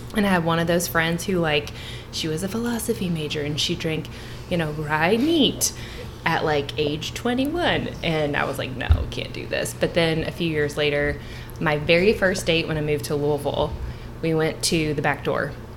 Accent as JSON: {"language": "English", "region": "Southern Kentucky", "country": "United States", "tie": "born or raised there", "said": "I was born and raised in Southern Kentucky."}